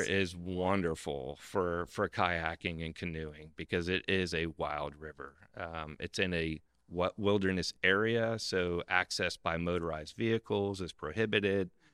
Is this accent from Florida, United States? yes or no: yes; South Florida, United States; when I grew up down in South Florida